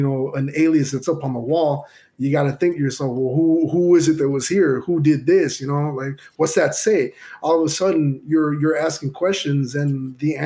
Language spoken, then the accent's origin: English; Chicago, Illinois, United States; growing up in Chicago